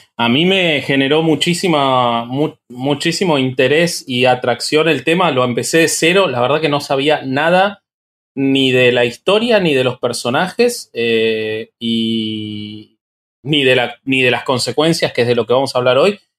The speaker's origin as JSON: {"language": "Spanish", "country": "Argentina", "said": "soy argentino"}